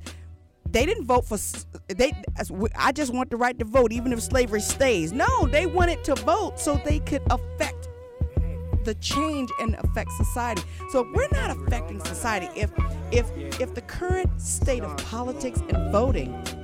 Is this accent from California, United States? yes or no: yes; Los Angeles, California, United States; also born or lived in St. Louis, Missouri; I was born in St. Louis, raised in Los Angeles